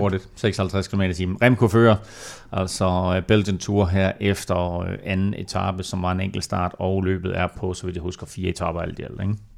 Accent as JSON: {"language": "Danish", "country": "Denmark"}